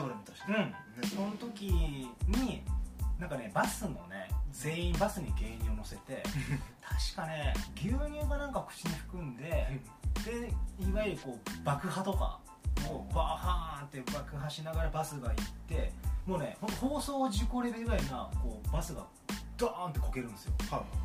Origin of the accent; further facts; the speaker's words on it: Hiroshima, Japan; also born or lived in Osaka; now in Tokyo, Japan; 僕って広島出身の大阪住んで、はいはい東京に来たっていう流れ